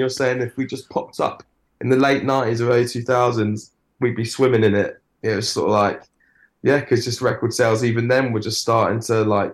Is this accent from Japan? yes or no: no; Weybridge, South East England, United Kingdom; I grew up in Weybridge, Surrey